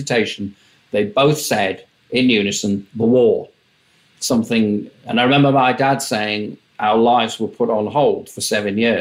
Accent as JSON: {"language": "English", "town": "Tadcaster", "region": "Yorkshire and the Humber", "country": "United Kingdom", "tie": "born or raised there", "said": "I was born in Yorkshire, which is up in the north of England. My father was the principal of a grammar school. My mum sort of was my mum. I had a younger brother. We lived in a town halfway between Leeds and York until I was about 11."}